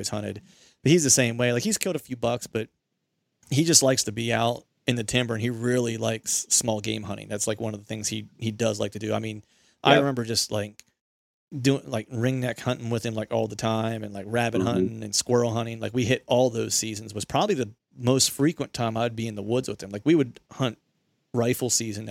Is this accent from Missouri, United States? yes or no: no; Bedford, Pennsylvania, United States; I grew up near Bedford, Pennsylvania